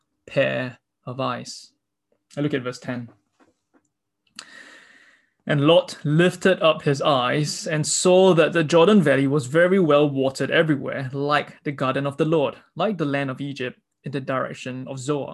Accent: Singapore; Being Singaporean, I've been trained by my government with the propaganda that feeds to me to think pragmatically

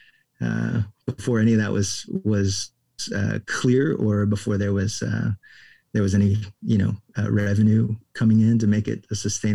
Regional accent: Florida, United States; moved away as an adult; also born or lived in Houston, Texas / England / Austin, Texas; Then we were in Florida by the time I was six and then grew up in Florida till I graduated from high school.

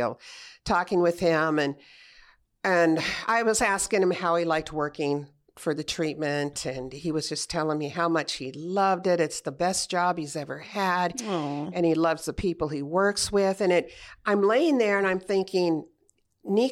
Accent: Montclair, California, United States; also born or lived in Corona, California; I grew up in Montclair

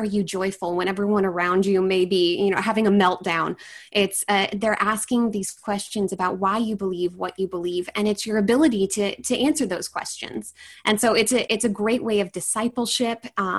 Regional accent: Puyallup, Washington, United States; So I'm from Washington State. I'm from a town called Puyallup. It's about probably about 30 minutes from Seattle.

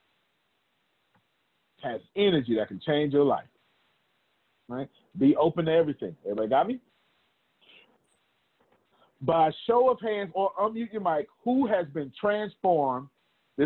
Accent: Texas, United States; I'm from Texas

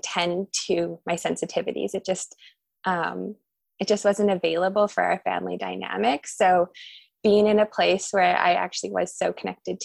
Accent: Nelson, British Columbia, Canada; I grew up in Nelson, BC, which is where I am now.

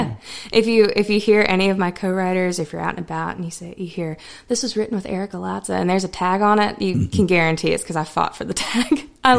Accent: North Carolina, United States; All of North Carolina is all of our hometowns because yeah. we've all we all have family and friends in different places, and I feel like I grew up in all of them.

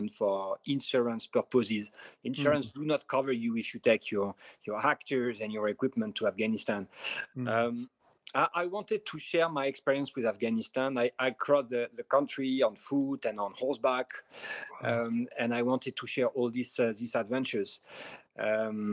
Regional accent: Paris, Île-de-France, France; accent: French; English is a second language; moved away as an adult; now in Amman, Jordan; I'm French. Maybe as you can hear from my accent, I'm from Paris

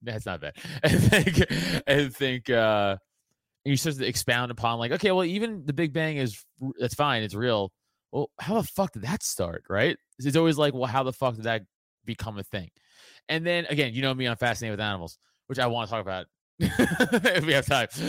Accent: New York City, New York, United States; I come from Italian trash from Staten Island

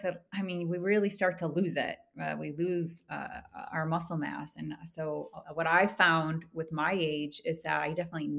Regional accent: Midwest, United States; You know, growing up in the Midwest in the 80s, like nutrition and organic, perhaps it was there, but I didn't see it, right? I didn't grow up with that.

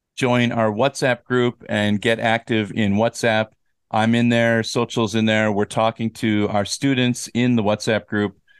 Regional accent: United States; moved away as an adult; now in South Korea; I grew up in America, but I've lived in Korea for twenty-two years

